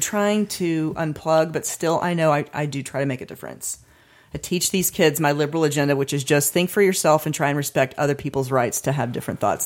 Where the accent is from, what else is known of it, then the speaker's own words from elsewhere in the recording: United States; being born into America